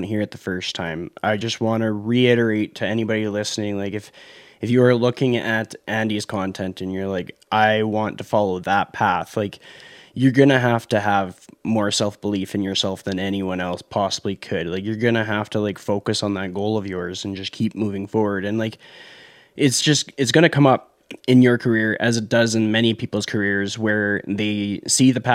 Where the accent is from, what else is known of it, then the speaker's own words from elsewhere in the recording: Canada; my Canadian perspective